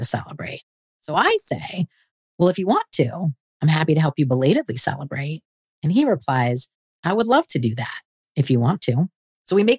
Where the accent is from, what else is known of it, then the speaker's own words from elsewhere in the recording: California, United States; I grew up in California.